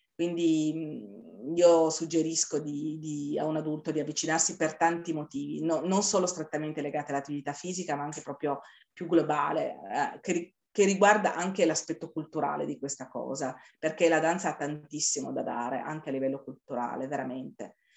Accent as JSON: {"language": "Italian", "town": "Turin", "region": "Piedmont", "country": "Italy", "said": "siamo di Torino"}